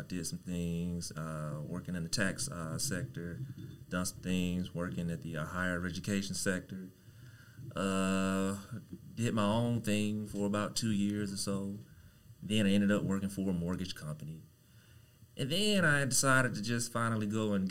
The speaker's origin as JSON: {"language": "English", "town": "Kosciusko", "region": "Mississippi", "country": "United States", "moved": "yes", "lives_now": "Dallas, United States", "said": "I am from a good old state of Mississippi"}